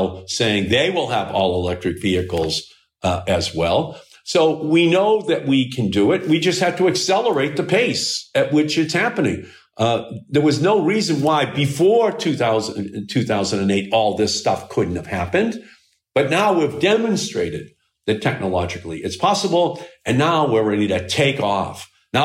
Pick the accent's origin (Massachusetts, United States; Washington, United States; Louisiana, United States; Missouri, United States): Massachusetts, United States; Malden; I still live in the same house that I grew up in. So it's four blocks from the Malden River.